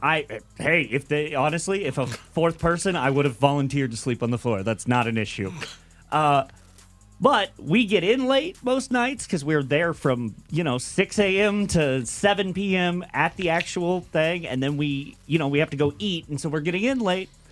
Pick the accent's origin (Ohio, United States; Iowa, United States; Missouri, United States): Missouri, United States; I'm from Missouri